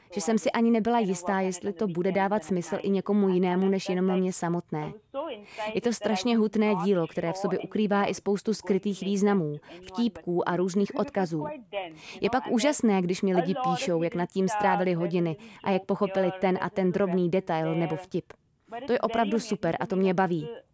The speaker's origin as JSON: {"language": "Czech", "country": "India", "also_born_or_lived": "Mumbai", "said": "u nás v Indii"}